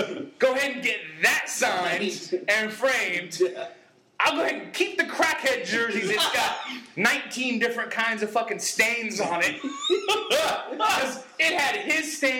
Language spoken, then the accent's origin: English; California, United States; now in North Carolina, United States; Jerry Rice is going to do a book signing in my hometown